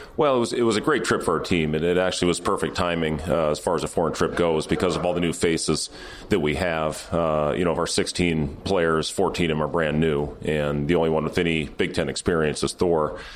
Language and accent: English; Ames, Iowa, United States; moved away as an adult; now in Lincoln, United States; I was raised in Ames. I was born in Lincoln, uh, moved to Ames when I was two